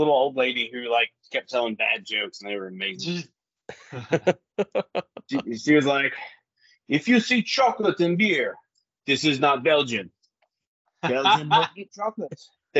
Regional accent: United States; because I'm American

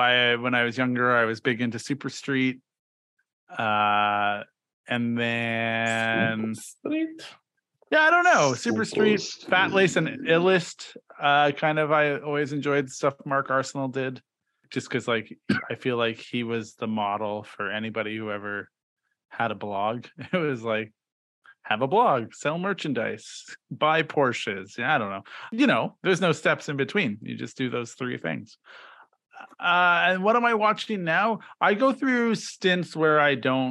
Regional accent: Regina, Saskatchewan, Canada; I am from Regina, Saskatchewan.

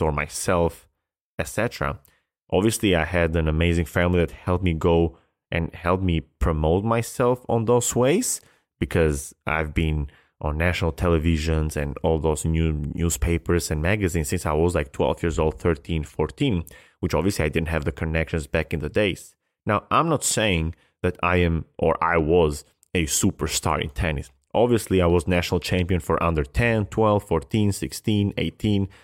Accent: Albania; I come from Albania in a place where tennis has never been big

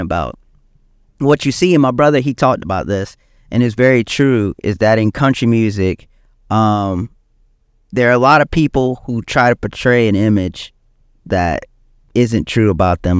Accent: South Carolina, United States; also born or lived in Columbia, South Carolina; I'm from South Carolina, so I know Macon, Georgia

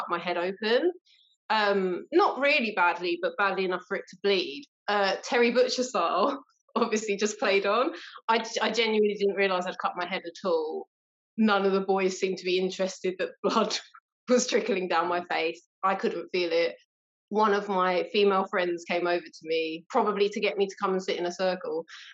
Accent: London, United Kingdom; I'm from South East London

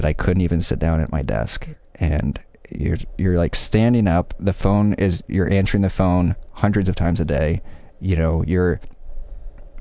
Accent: Michigan, United States; moved away as an adult; also born or lived in Los Angeles, United States; now in Chicago, United States; I'm from Michigan

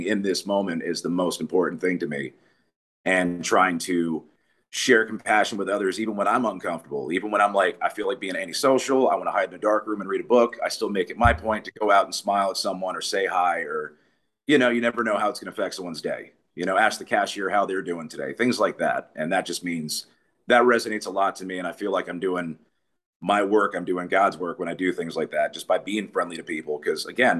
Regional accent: New York, United States; also born or lived in Myrtle Beach; now in South Carolina, United States; I'm originally from New York

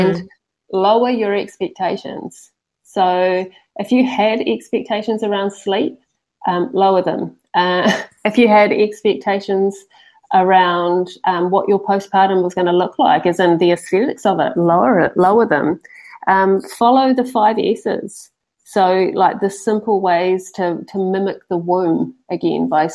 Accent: Papamoa, Bay of Plenty, New Zealand; now in Tauranga, New Zealand; we're from Papamoa originally, and so we've only just moved into central Tauranga.

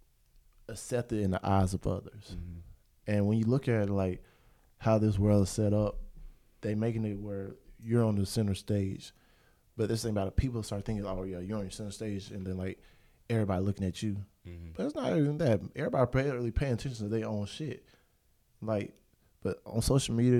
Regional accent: Pensacola, Florida, United States; I'm from Pensacola

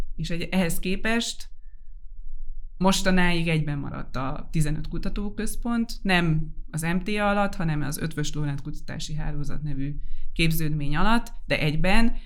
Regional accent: Debrecen, Hajdú-Bihar, Hungary; jó nekem Debrecen, ez egy élhető város. Nem túl kicsi magyarországi viszonylatban, ismerem, itt vannak a barátaim, itt vannak azok, akikkel felnőttem

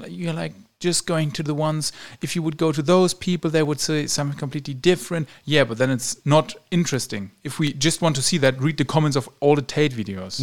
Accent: Germany; moved away as an adult; now in Romania; my home country, Germany

